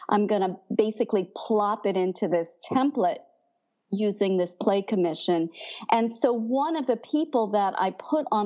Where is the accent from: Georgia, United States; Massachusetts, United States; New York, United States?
New York, United States; Brooklyn; but I'm from Brooklyn, and she reminded me.